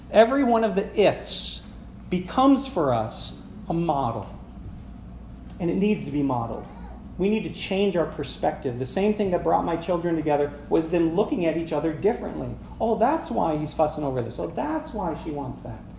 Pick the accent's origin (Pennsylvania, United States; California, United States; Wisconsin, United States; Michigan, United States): Michigan, United States; Sagola; I grew up in Sagola.